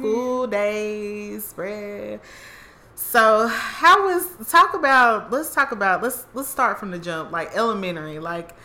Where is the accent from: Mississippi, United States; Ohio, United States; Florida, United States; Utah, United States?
Mississippi, United States; I'm from Mississippi